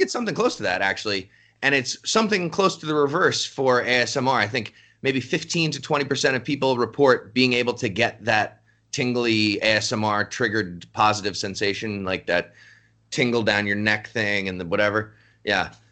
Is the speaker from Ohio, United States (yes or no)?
no; just outside New York City, United States; I grew up just outside New York City